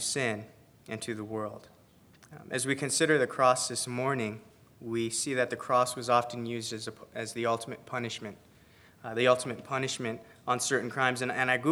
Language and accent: English; Philippines; I'm Filipino